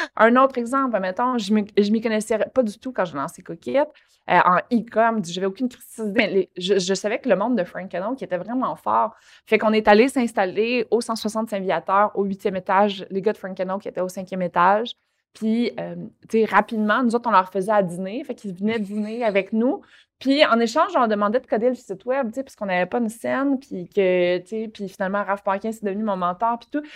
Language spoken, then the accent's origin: French; Longueuil, Quebec, Canada; je passais le Courrier du Sud, euh, le Journal de Montréal, puis la presse quand j'étais jeune à Longueuil